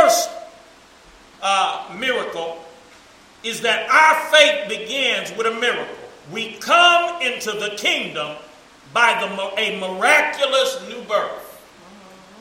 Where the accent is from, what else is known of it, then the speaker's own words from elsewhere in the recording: United States; We grew up in America